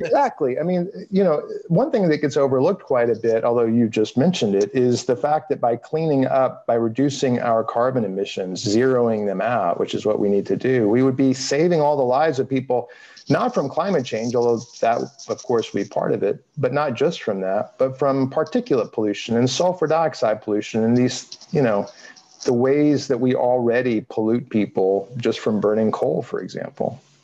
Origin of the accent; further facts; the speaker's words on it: Arlington, Texas, United States; also born or lived in Houston, Texas; now in North Carolina, United States; I grew up in North Texas, outside of Fort Worth. Um, where? In Arlington